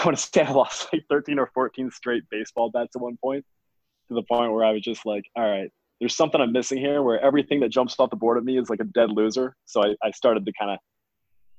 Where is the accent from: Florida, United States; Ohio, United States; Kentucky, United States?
Florida, United States; Fort Lauderdale; I grew up in Fort Lauderdale, Florida